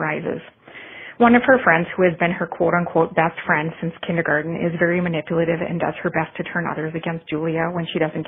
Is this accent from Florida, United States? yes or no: no; Forest Lake, Minnesota, United States; I am from Forest Lake, Minnesota